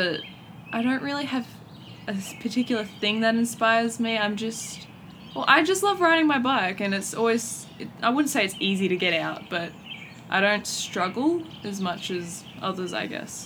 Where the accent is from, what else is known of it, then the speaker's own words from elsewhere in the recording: Newcastle, New South Wales, Australia; now in Adelaide, Australia; I'm originally from Newcastle, New South Wales, but I've moved down to Adelaide, South Australia